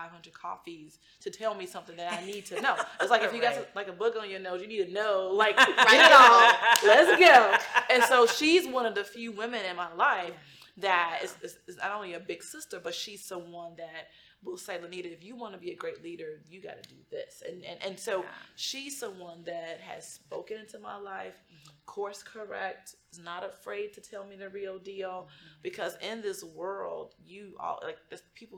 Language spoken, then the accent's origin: English; Chicago, Illinois, United States; moved away as an adult; also born or lived in Dallas; I was from Chicago